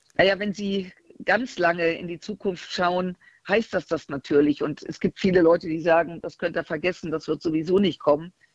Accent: Germany; als Deutsche

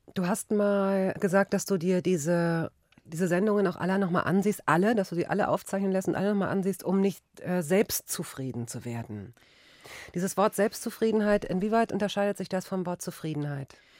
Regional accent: Cologne, North Rhine-Westphalia, Germany; bei uns in Köln

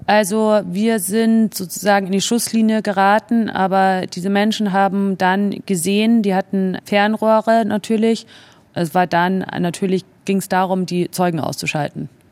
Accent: Germany; moved away as an adult; also born or lived in Spain / Italy; warum ich als Deutsche im italienischen Auswärtigen Amt gearbeitet habe

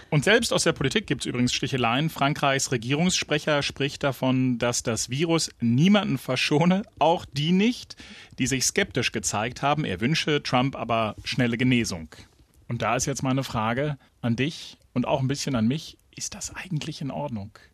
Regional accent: Brandenburg, Germany

